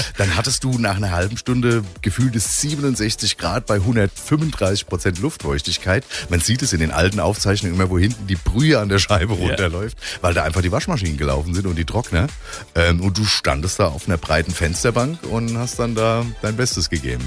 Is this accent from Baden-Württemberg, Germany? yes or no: no; Bingen am Rhein, Rhineland-Palatinate, Germany; moved away; also born or lived in Frankfurt / Offenbach; Gebürtig in Bingen